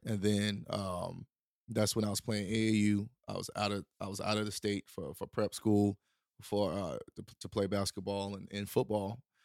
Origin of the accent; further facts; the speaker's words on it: Durham, North Carolina, United States; moved away as an adult; also born or lived in Wilson / Los Angeles; growing up in Durham